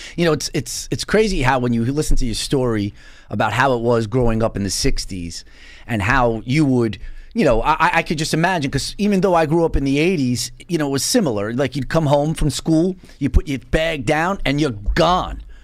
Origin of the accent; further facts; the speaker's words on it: New York City, New York, United States; moved away; I was originally from Bensonhurst